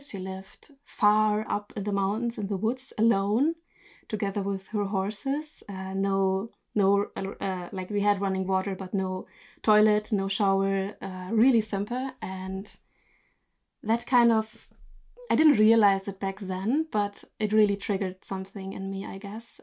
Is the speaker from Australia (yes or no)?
no; Germany; moved away as an adult; now in Norway; I'm originally from Germany, but I live in Norway since three years from now